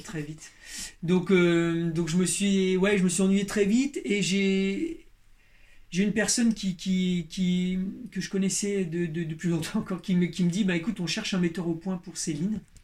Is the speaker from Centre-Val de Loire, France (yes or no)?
yes; Berry, Centre-Val de Loire, France; moi, je suis de la campagne, moi, je viens du Berry, du centre de la France